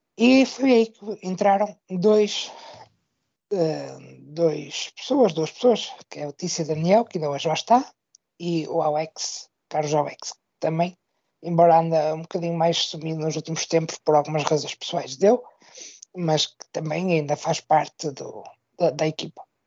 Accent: Braga, Norte, Portugal; sou da cidade de Braga, no norte do país

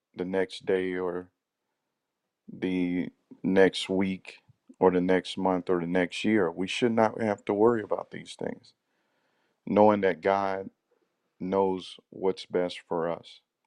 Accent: Central Florida, United States; I'm from Central Florida

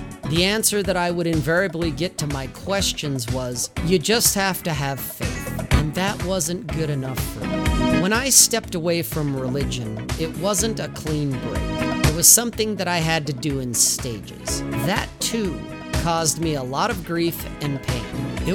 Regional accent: Salt Lake City, Utah, United States; I grew up in Salt Lake City, Utah

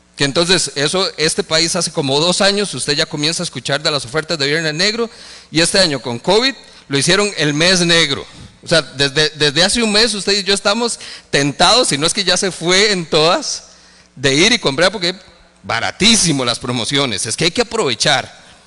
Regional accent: Costa Rica; como ticos

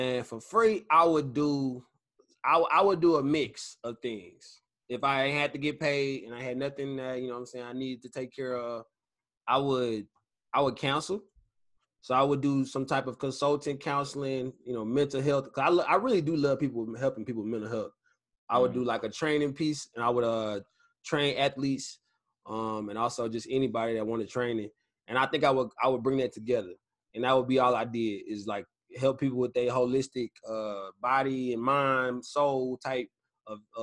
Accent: Killeen, Texas, United States; my hometown, Killeen.

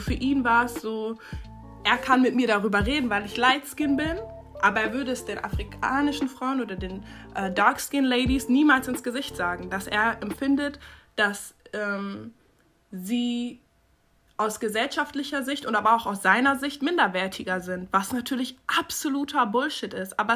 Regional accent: North Rhine-Westphalia, Germany; ich komme aus NRW, ich bin 21 Jahre alt. Ähm, mein Vater kommt aus der Elfenbeinküste in Westafrika und meine Mutter ist Deutsche.

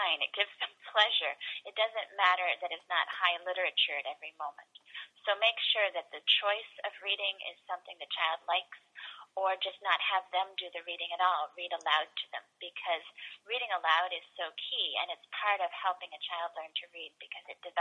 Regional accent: Columbus, Ohio, United States; when I was growing up in Columbus, we had three recesses a day

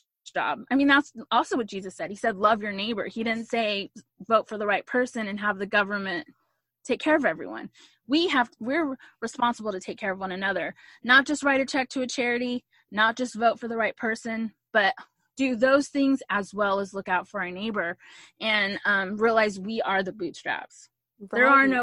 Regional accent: Texas, United States; I'm a Texan through and through. I love being from Texas

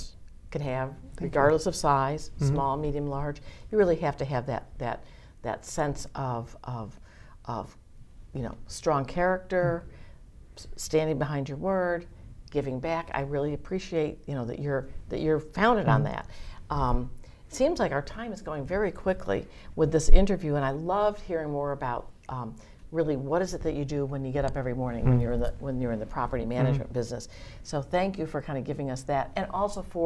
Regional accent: Massachusetts, United States; I'm from Massachusetts

